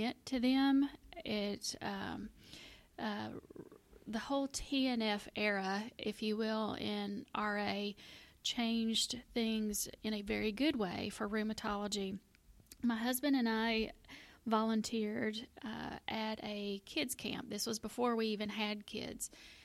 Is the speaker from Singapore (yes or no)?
no; Middle Tennessee, United States; I am a native Tennessean. I grew up in Middle Tennessee